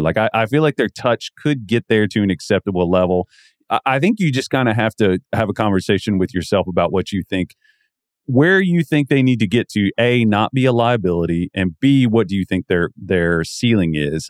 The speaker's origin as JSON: {"language": "English", "region": "the South", "country": "United States", "tie": "born or raised there", "said": "growing up in the South"}